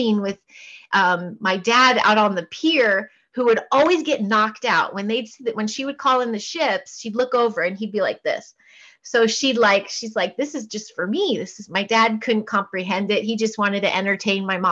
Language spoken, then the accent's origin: English; Portland, Oregon, United States; also born or lived in Chicago suburbs, Illinois / Houston, Texas; we moved to Portland, Oregon, when I was about 5-6